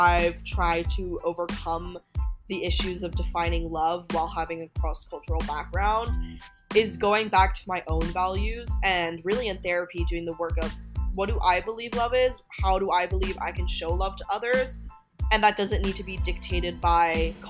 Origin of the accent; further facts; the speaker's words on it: Hong Kong; I grew up in Asia. I grew up learning Chinese, like Mandarin at school. I grew up around a lot of Chinese culture in Hong Kong.